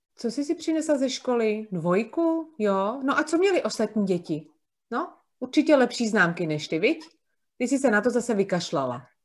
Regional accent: Prague, Czechia; moved away as an adult; now in near Plzeň, Czechia; já jsem z Prahy, eh, narozená v Praze a vlastně poslední 44 let jsem žila v Praze

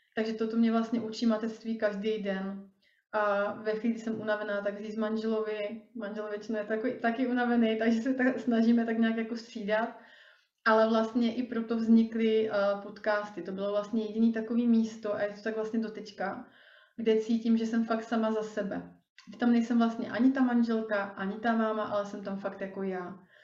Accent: Rýmařov, Moravian-Silesian Region, Czechia; moved away; já pocházím původně z Moravy, z takového malého městečka na Moravě

